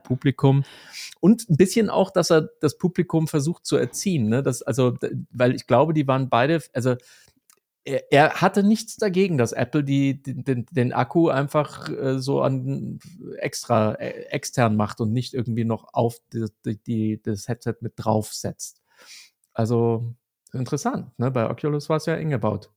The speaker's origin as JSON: {"language": "German", "town": "Munich", "region": "Bavaria", "country": "Germany", "said": "mit uns Münchnern"}